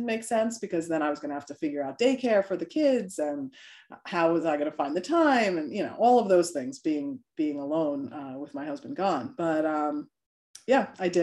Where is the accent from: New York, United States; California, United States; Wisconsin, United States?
New York, United States; now in Delaware, United States; I'm originally from New York, so I'm a New Yorker at heart